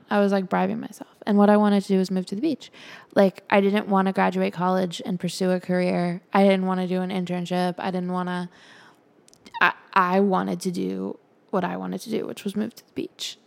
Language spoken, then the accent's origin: English; Charlotte, North Carolina, United States; moved away as an adult; also born or lived in Calabash, North Carolina / California; I was about to graduate college in my hometown, living with my nana.